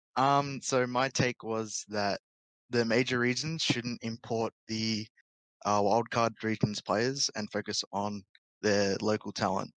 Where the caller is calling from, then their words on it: Perth, Western Australia, Australia; calling from Perth, Australia